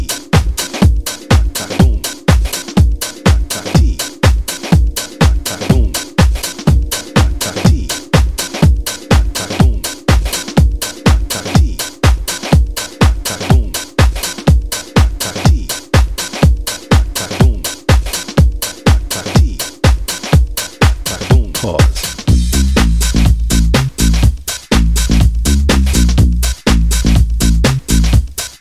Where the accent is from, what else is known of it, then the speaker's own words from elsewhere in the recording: Missouri, United States; now in South Korea; I'm from Missouri, you know what I'm saying? But right now I'm situated in cold ass Korea right now.